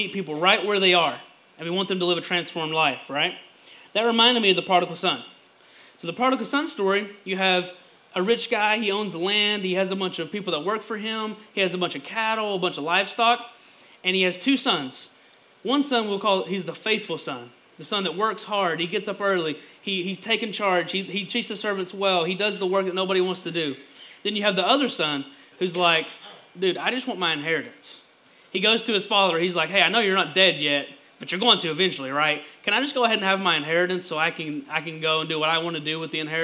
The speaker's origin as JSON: {"language": "English", "area": "Lower Johns Creek", "region": "Eastern Kentucky", "country": "United States", "said": "I'm originally from Lower Johns Creek"}